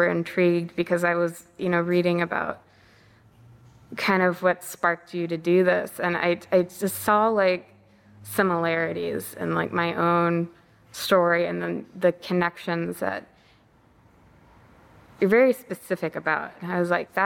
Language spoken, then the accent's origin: English; United States; I was raised to believe are true as an American